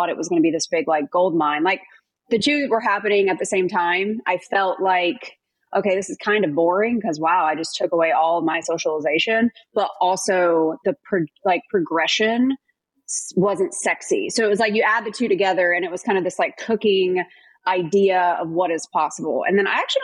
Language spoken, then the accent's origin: English; North Carolina, United States; moved away as an adult; also born or lived in Minneapolis, Minnesota; I'm from North Carolina, so I was missing out on all the holidays, all the birthdays, all the Friday night barbecues. So I wanted to get back home.